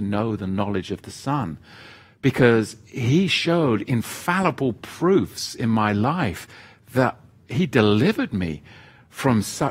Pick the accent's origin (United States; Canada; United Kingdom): United Kingdom; England; I grew up in England, the Church of England. And where I grew up, in the village that I grew up, as with many villages in England